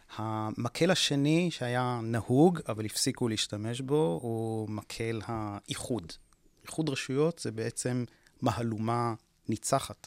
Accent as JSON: {"language": "Hebrew", "country": "Israel", "said": "שנולדנו כאן וגדלנו כאן"}